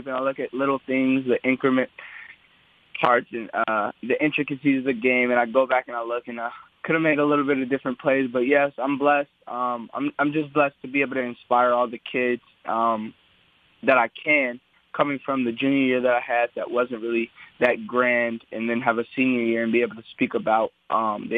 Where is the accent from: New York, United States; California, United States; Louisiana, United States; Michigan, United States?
California, United States; Southern; I'm from Southern California.